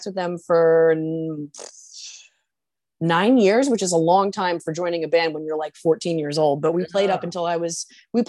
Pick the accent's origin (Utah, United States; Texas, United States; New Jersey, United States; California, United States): New Jersey, United States; New Brunswick; I was born in New Brunswick, New Jersey, and I've lived near the Brunswicks pretty much most of my childhood life